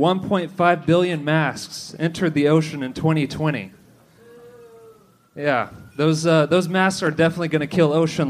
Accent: Austin, Texas, United States; Austin is my hometown. I'm from here.

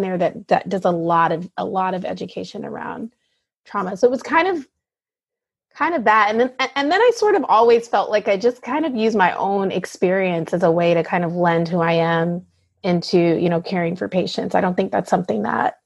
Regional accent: the South, United States; moved away as an adult; I grew up in the South and was really surrounded by people who looked like me

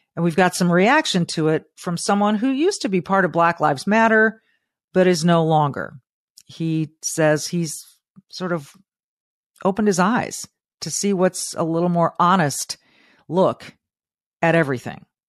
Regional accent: Southern California, United States; moved away; as a child growing up in Southern California

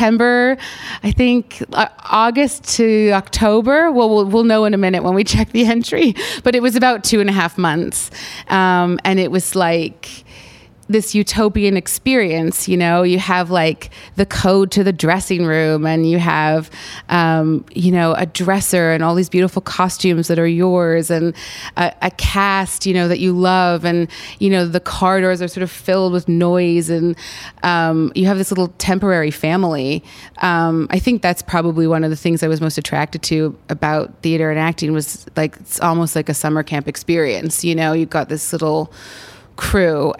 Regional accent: Canada; I'm Canadian

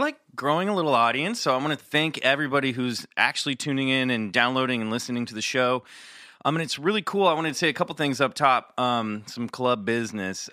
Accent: Kansas City, Missouri, United States; I'm from Kansas City

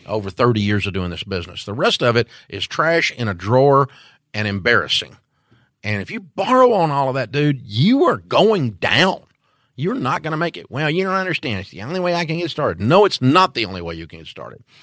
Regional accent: Antioch, Tennessee, United States; I'm from Antioch, Tennessee

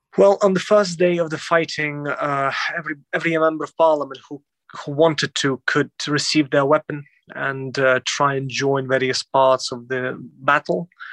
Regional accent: Lviv, Lviv Oblast, Ukraine; my hometown and of Lviv in Western Ukraine

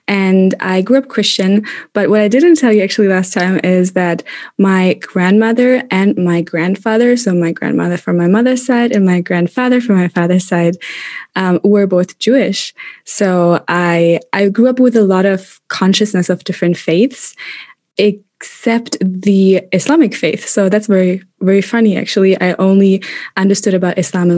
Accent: Germany; moved away as an adult; also born or lived in Madrid, Spain / Kuala Lumpur, Malaysia / London, United Kingdom; In Germany. I grew up in Germany, born and raised

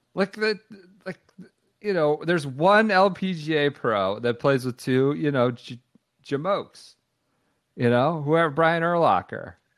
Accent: Washington, District of Columbia, United States; my hometown team, my hometown National League team.

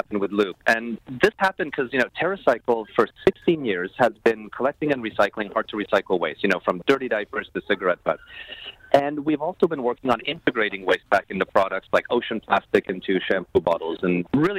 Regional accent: Toronto, Ontario, Canada; moved away; I'm proudly Canadian

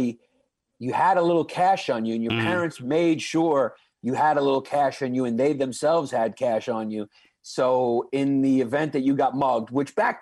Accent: New York City, New York, United States; I grew up in Brooklyn

